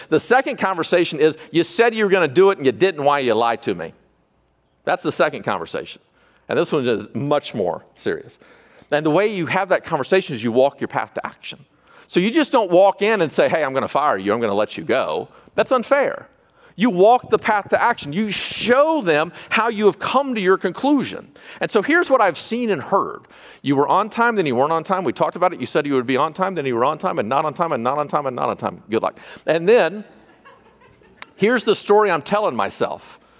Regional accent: California, United States; I don't know anything. I'm from California.

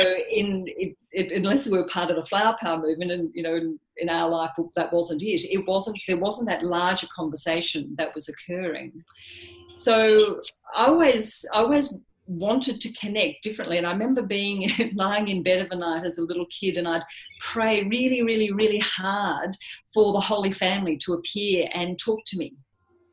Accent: Australia; So I grew up Catholic here in Australia.

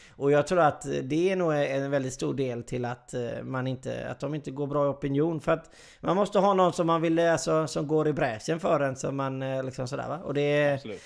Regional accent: Sweden; Jag är ju svensk

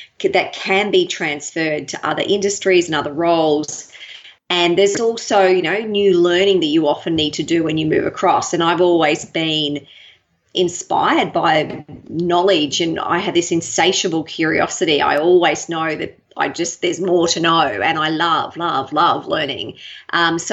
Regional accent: Brisbane, Queensland, Australia; moved away as an adult; also born or lived in Sydney, Australia; now in Melbourne, Australia; I really enjoyed growing up in Brisbane

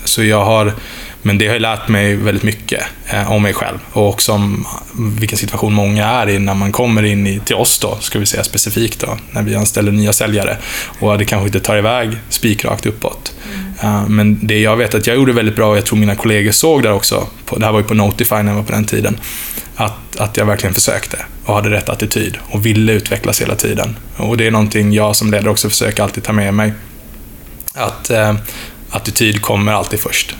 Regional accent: Oskarshamn, Kalmar County, Sweden; moved away; also born or lived in Stockholm / Lund; jag är född faktiskt i Stockholm, men jag profilerar mig ofta som smålänning, för det har jag bott egentligen hela mitt liv

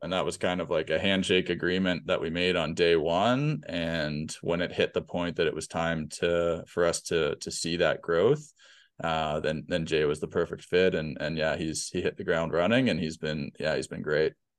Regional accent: Peterborough, Ontario, Canada; also born or lived in Hamilton; Peterborough is my, is my hometown. This is where I was born and raised

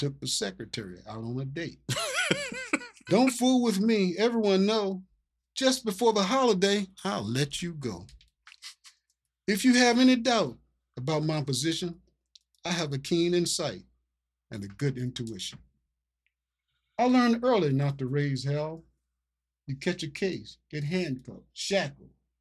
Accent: Virginia, United States; born or raised there; now in Philadelphia, United States

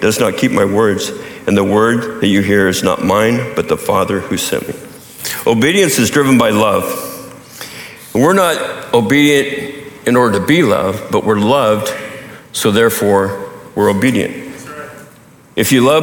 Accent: Montana, United States; the culture I grew up in Montana

